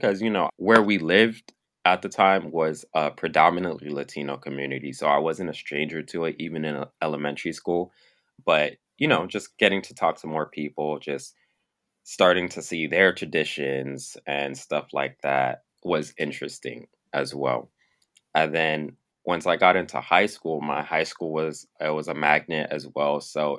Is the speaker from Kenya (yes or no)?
no; Nigeria; So I mean, I'm Black, I'm Nigerian, so I have like kinky, I have your typical Black hair.